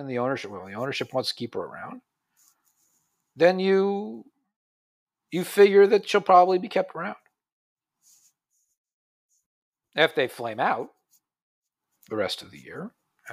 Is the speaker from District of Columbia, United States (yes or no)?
yes; Washington, District of Columbia, United States; moved away; I grew up in D.C. in the stands of RFK Stadium.